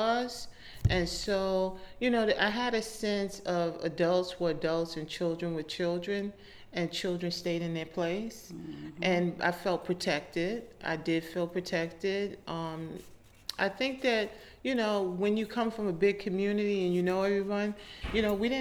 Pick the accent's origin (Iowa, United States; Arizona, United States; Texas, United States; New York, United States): New York, United States; New York City; I was born and raised in Brooklyn